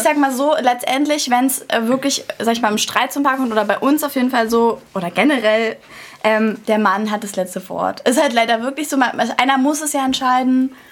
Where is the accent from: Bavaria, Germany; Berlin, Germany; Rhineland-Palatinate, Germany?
Berlin, Germany; Doch, ich bin Urberliner. Cool. Hier, hier geboren.